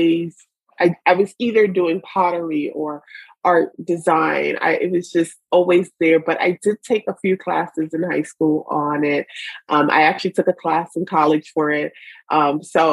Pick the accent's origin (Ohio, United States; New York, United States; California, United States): New York, United States; New York City; also born or lived in Brooklyn; born and raised in the Bronx of New York